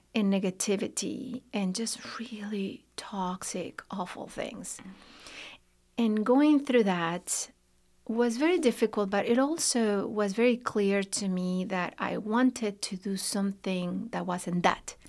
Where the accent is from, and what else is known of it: León, Guanajuato, Mexico; born or raised there; moved away as an adult; now in Lexington, United States